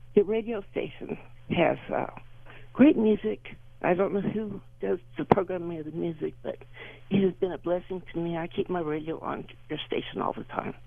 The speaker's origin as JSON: {"language": "English", "region": "Southern California", "country": "United States", "moved": "yes", "said": "I'm from Southern California"}